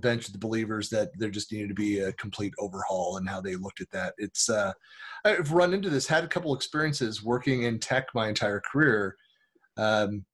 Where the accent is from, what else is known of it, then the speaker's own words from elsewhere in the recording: Northern California, United States; now in Utah, United States; growing up in Northern California